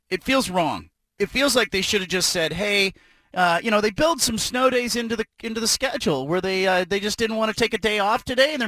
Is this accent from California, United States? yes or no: yes; Bay Area, California, United States; moved away; I grew up in the Bay Area